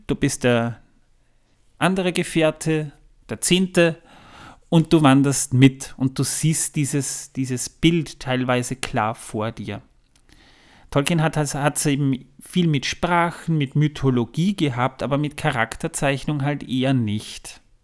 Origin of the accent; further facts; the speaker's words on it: Waldviertel, Lower Austria, Austria; bei uns im Waldviertel